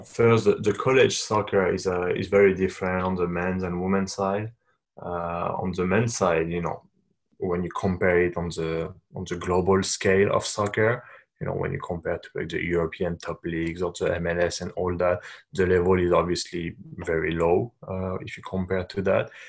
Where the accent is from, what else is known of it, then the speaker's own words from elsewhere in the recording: Paris, Île-de-France, France; moved away as an adult; also born or lived in Japan; now in United States; I'm born and raised in Paris, uh, in France